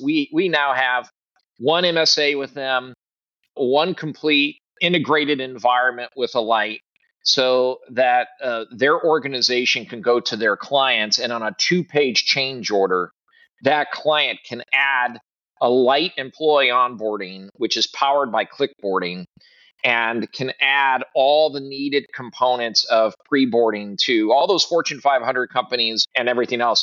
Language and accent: English; Midwest, United States; also born or lived in Southeast US; now in Southeast, United States; I'm a Midwesterner originally